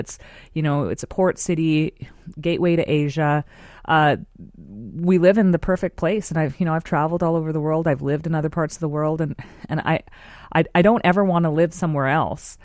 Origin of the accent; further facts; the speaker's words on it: Vancouver, British Columbia, Canada; I grew up here in Vancouver